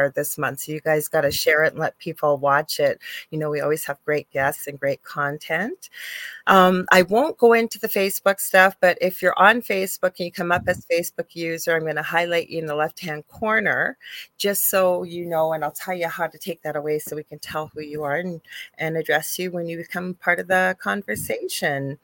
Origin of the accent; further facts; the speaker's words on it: Canada; I'm a Canadian clairvoyant medium.